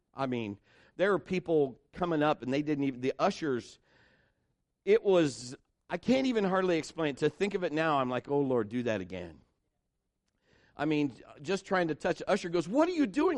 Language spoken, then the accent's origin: English; Marion, United States; Kim and I were both born and raised in Marion